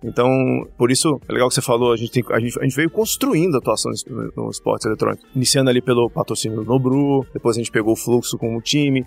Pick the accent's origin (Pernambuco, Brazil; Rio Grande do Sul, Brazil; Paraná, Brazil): Pernambuco, Brazil; Recife; moved away as an adult; now in São Paulo, Brazil; eu sou de Recife, né? Eu iniciei minha carreira publicitária em Recife